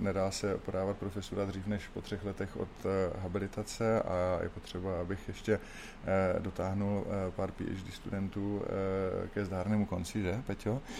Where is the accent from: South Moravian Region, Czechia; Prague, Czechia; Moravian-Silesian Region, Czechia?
South Moravian Region, Czechia; Brno; jsem Brňák, kdy ustal jsem v Komíně a chodil jsem na základní školu ve Křistenova a potom Pastviny v Komíně